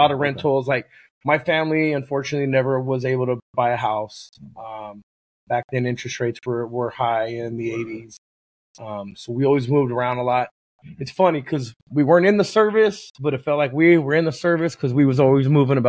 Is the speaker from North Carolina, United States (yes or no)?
no; Oxnard, California, United States; moved away as an adult; now in Oregon, United States; 805, man. It's my area code. 805. Yep. Oxnard. Okay. Yeah. Okay. Born and raised.